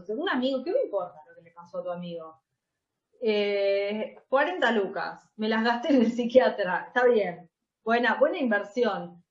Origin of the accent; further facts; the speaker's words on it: Buenos Aires, Argentina; Nosotras somos muy porteñas